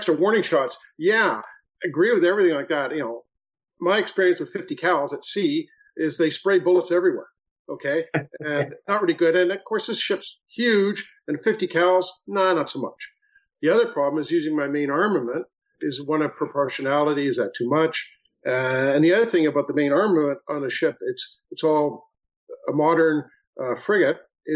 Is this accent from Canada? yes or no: yes; Canada; being Canadian